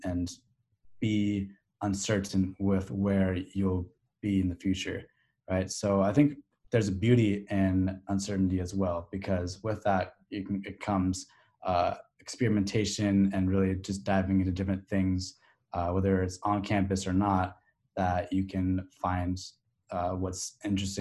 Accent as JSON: {"language": "English", "town": "Sacramento", "region": "California", "country": "United States", "tie": "born or raised there", "moved": "yes", "lives_now": "Arizona, United States", "said": "Growing up in Sacramento"}